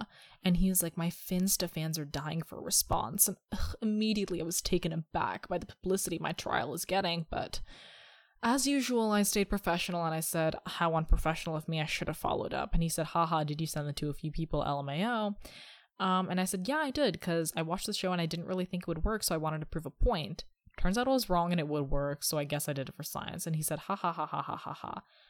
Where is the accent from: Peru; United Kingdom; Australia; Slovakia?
United Kingdom; I'm actually British, by the way, even though I study at college.